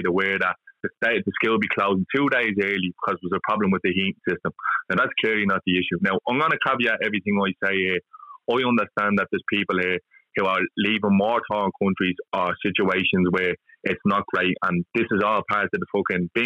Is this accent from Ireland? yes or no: yes; Dublin, Leinster, Ireland; moved away; I'm from Drimnagh originally